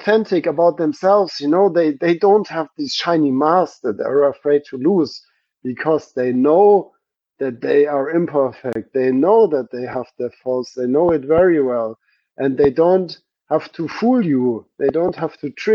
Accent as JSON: {"language": "English", "country": "Germany", "tie": "born or raised there", "lives_now": "Stuttgart, Germany", "said": "I was in the church in my hometown for visiting my family"}